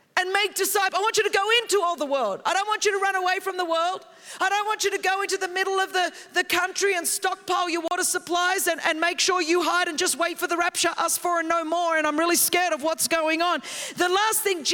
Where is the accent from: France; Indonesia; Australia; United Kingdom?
Australia; moved away as an adult; also born or lived in Europe; now in United States; I grew up in that in Australia.